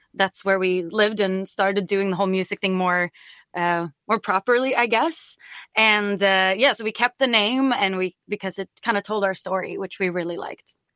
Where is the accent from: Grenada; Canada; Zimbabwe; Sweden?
Sweden; Stockholm, Stockholm County; also born or lived in Green Bay, Wisconsin; I'm originally from Stockholm, Sweden, and when I was 17, I was an exchange student